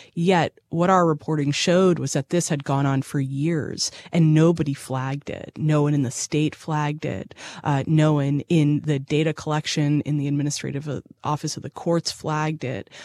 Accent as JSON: {"language": "English", "town": "Boston", "region": "Massachusetts", "country": "United States", "also_born_or_lived": "Chicago", "moved": "as an adult", "lives_now": "Nashville, United States", "said": "I'm from Boston by way of Chicago, and I came to Nashville, uh, in two thousand sixteen."}